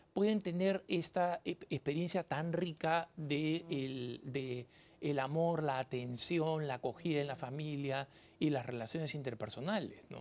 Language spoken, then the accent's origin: Spanish; Peru; moved away; also born or lived in Colorado, United States; el país de donde yo vengo, en el Perú